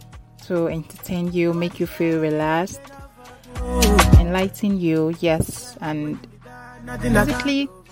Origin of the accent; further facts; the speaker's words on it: Nigeria; also born or lived in Lagos; as a Nigerian and as a Lagos resident.